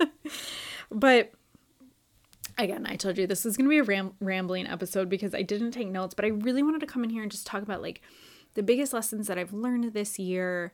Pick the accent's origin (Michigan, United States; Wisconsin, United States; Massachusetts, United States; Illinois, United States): Wisconsin, United States; now in Orlando, United States; I grew up in Wisconsin